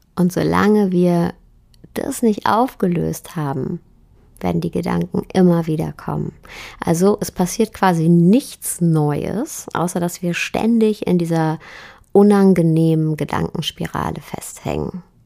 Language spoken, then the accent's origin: German; Germany; bei uns in Deutschland